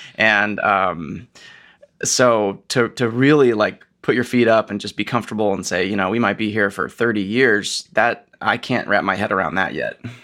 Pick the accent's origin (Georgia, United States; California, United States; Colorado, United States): Georgia, United States; Atlanta; moved away as an adult; also born or lived in Minnesota / Houston / Oregon / San Francisco; now in Pittsburgh, United States; I'm from Atlanta